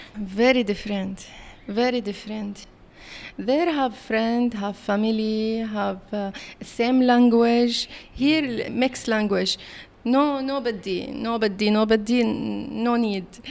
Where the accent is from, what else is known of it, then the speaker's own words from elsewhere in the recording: Syria; English is a second language; moved away as an adult; also born or lived in Palestine; now in Kuala Lumpur, Malaysia; I'm born in Syria and, uh, learn in Syria.